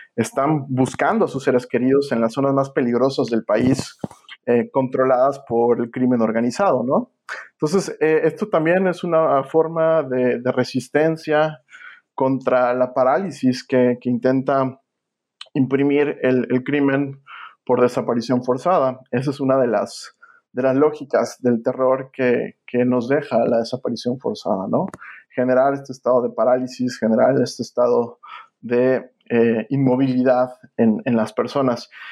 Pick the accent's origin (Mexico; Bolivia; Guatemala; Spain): Mexico; now in United States; mi país